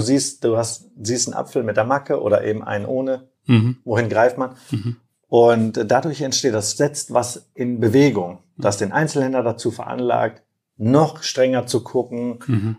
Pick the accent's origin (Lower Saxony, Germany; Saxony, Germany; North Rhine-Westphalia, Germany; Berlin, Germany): North Rhine-Westphalia, Germany; Herford; also born or lived in Turkey; Aufgewachsen bin ich in Herford